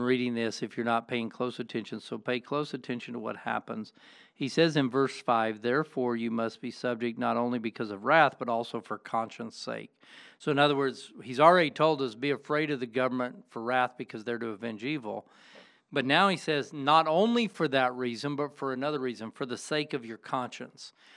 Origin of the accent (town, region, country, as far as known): United States